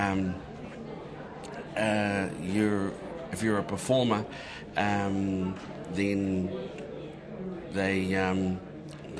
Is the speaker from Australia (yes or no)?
no; Tolaga Bay, Gisborne, New Zealand; I'm from Uawa or Tolaka Bay, ko Titirangi Te Maunga, ko Uawa Te Awa